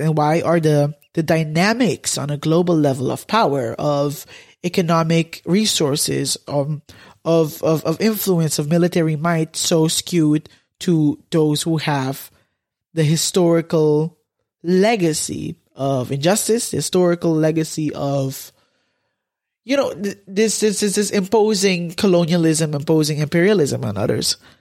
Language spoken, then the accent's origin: English; Curaçao; moved away as an adult; now in Netherlands; I'm from Curaçao.